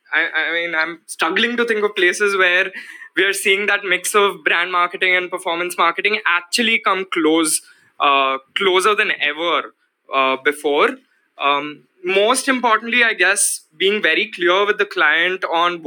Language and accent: English; India; we are in this very dynamic phase as Indian advertisers and marketers